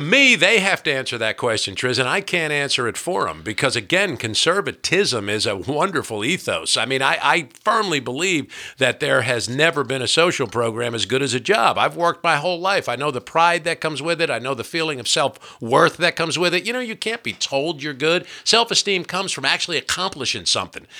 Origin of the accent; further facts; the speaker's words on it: New Jersey, United States; I'm from New Jersey